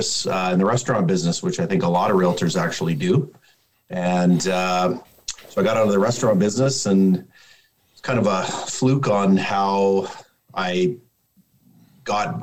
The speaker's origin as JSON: {"language": "English", "town": "Calgary", "region": "Alberta", "country": "Canada", "tie": "born or raised there", "said": "born and raised in Calgary"}